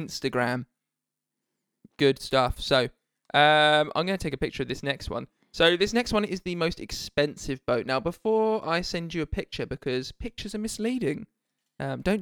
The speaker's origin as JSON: {"language": "English", "area": "Essex", "region": "East of England", "country": "United Kingdom", "accent": "Essex", "said": "We're from Essex, so we might say yes"}